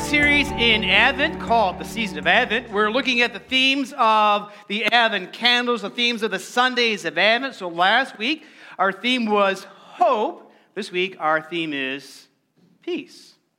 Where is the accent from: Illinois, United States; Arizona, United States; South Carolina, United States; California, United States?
Arizona, United States; moved away; Growing up in Arizona, you know, the weather was more like this